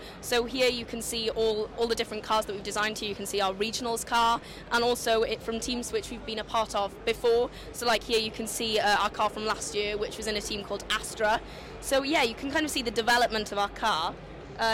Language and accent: English; Wales, United Kingdom; So tan means fire in Welsh, and we're all Welsh speakers, so we really wanted to incorporate that in our team.